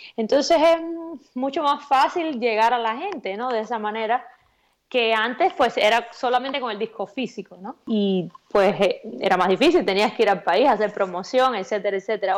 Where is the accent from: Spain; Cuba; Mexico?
Cuba; accent: Cuban; moved away; muy orgullosa de de donde quiera que me paro, pues decir que soy cubana